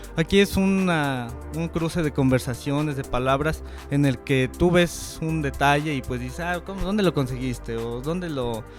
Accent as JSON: {"language": "Spanish", "town": "Zacapoaxtla", "region": "Puebla", "country": "Mexico", "said": "pertenezco a Puebla, ¿verdad? Pero soy orgullosamente de Zacapuazla"}